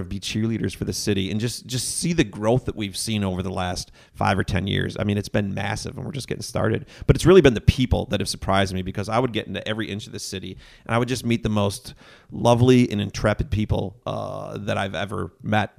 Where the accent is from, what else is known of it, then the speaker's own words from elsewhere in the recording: Grafton, Wisconsin, United States; also born or lived in Menomonee Falls, Wisconsin / Thiensville, Wisconsin / Brown Deer, Wisconsin / Milwaukee, Wisconsin; grew up in Grafton, Wisconsin